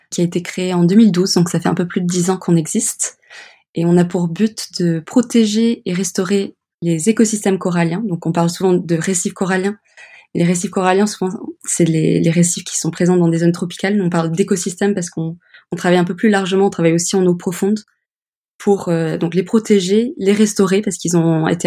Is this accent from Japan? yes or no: no; Kenya; Et puis, oui, mon enfance passée au Kenya avec les coraux.